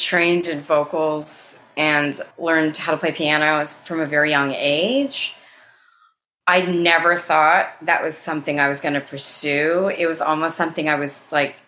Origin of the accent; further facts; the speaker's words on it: New Jersey, United States; moved away as an adult; now in Brooklyn, United States; when I was growing up in Jersey